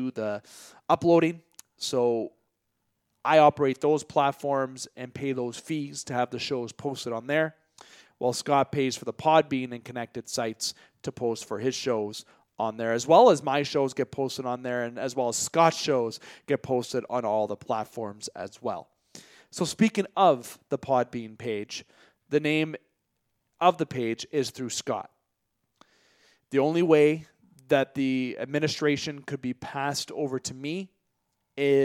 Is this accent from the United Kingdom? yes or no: no; Canada; yours truly being a Canadian citizen